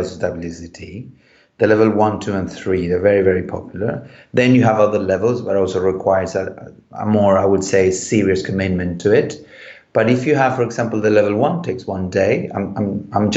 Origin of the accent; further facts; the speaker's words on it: Chile; moved away; when I grew up in Chile, so I'm from a wine country